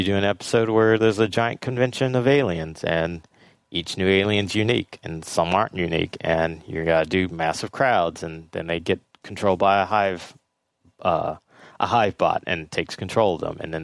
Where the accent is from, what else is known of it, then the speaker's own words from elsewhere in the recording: Los Angeles, California, United States; I'm born and raised in Los Angeles